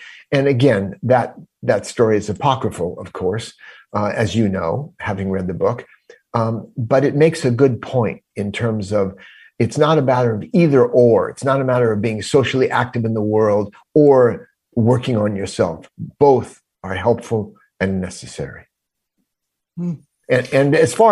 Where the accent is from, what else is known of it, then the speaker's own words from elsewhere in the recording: Los Angeles, California, United States; moved away as an adult; also born or lived in Ohio; as an LA boy, I grew up in Los Angeles